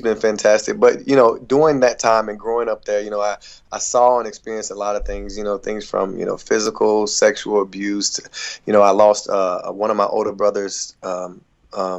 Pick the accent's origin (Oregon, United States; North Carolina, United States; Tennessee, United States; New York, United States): North Carolina, United States; Hickory; I'm originally from Hickory, North Carolina